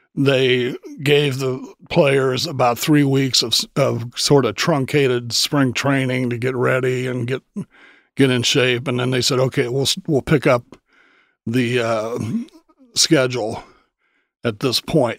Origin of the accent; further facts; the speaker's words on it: Dayton, Ohio, United States; I was growing up in Dayton